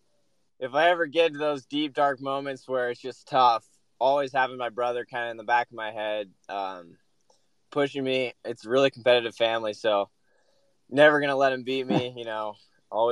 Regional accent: Bend, Oregon, United States; I grew up in Bend. It's my favorite place in the world

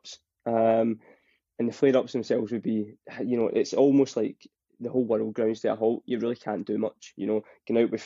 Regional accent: Scotland, United Kingdom; accent: Scottish; as you can tell with my accent, I'm Scottish

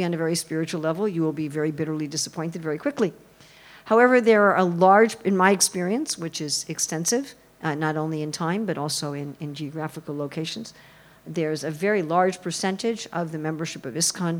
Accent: New York City, New York, United States; I'm sure you can tell I'm an American. I'm sure you can tell that in the first 30 seconds of my talk from New York City.

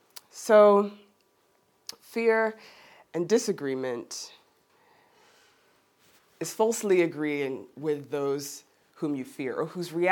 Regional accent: Geneva, Switzerland; born there; as I mentioned, I was born in Geneva, I look like I do, but I kind of sound like I'm from the US.

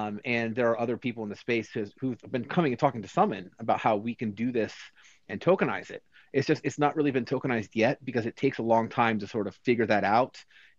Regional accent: United States; like as a US person

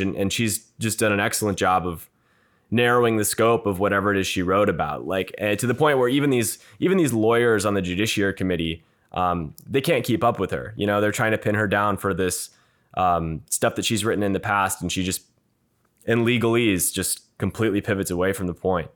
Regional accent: Minneapolis, Minnesota, United States; I'm a Minnesotan, uh, from Minneapolis

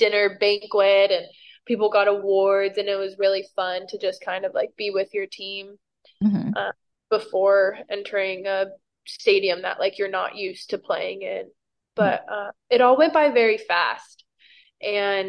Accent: Camarillo, California, United States; moved away as an adult; also born or lived in Washington; now in Houston, United States; I was born and raised in Camarillo, California

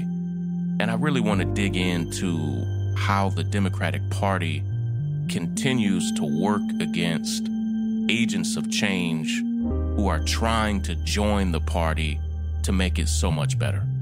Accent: Kentucky, United States; my wife and I both are born and raised in Kentucky

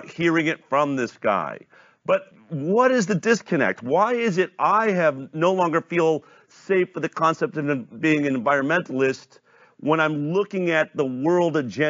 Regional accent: Boulder, Colorado, United States; I grew up in Boulder, Colorado.

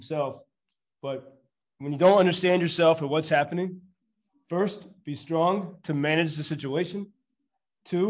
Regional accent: United States; moved away as an adult; now in Lviv, Ukraine; I'm an American.

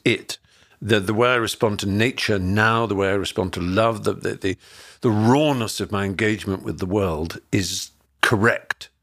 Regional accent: Norfolk, East of England, United Kingdom; growing up in Norfolk in the countryside in England

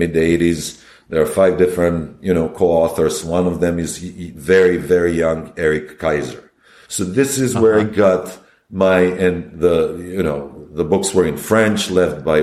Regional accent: Belgrade, Serbia; moved away as an adult; also born or lived in Yugoslavia; now in New York, United States; I'm from Belgrade.

